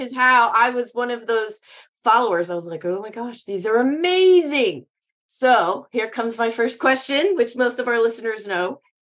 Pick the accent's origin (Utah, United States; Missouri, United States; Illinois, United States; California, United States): Illinois, United States; also born or lived in East Coast; I grew up in Illinois. I've lived on my whole life on the East Coast.